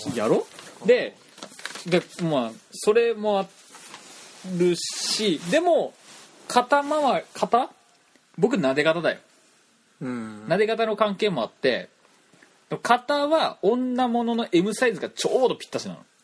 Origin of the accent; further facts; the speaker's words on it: Toyama, Japan; accent: Toyama dialect; 俺らってさ、その、富山弁というか、富山のその、イントネーションでもろ喋ってるわけじゃん。